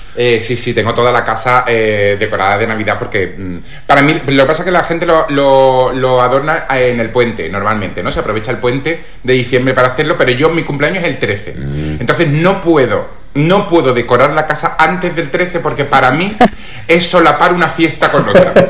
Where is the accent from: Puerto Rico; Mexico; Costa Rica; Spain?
Spain; Málaga, Andalusia; soy actor malagueño